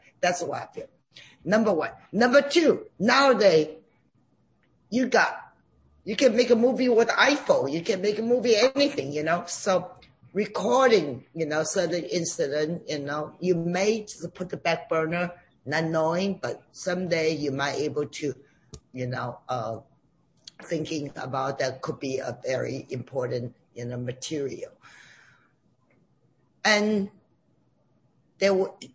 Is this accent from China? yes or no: yes; China; now in United States; I grew up in China